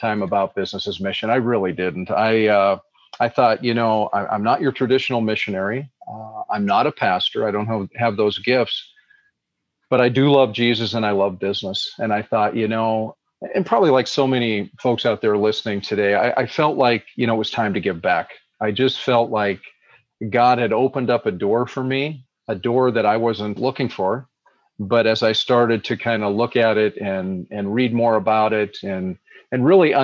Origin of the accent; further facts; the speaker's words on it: Butte, Montana, United States; also born or lived in Bozeman, Montana; I grew up in Montana. So I'm a Montana boy. I grew up in a city called Butte, Montana